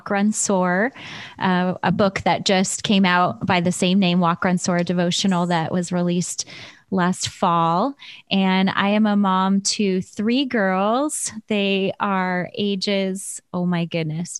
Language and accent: English; Chicago, Illinois, United States; also born or lived in Michigan; now in California, United States; I grew up in Chicago in the south side of the city